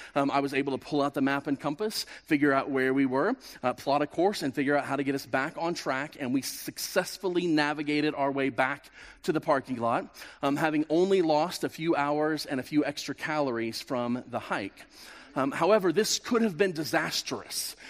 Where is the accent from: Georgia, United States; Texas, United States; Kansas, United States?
Kansas, United States; moved away as an adult; I'm from Kansas